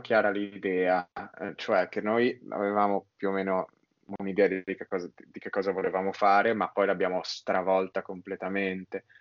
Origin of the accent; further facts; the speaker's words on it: Milan, Lombardy, Italy; sono milanese